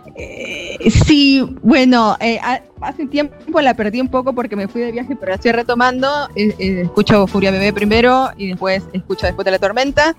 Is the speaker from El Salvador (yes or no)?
yes; El Salvador; moved away as an adult; also born or lived in Argentina; yo salí acá del Salvador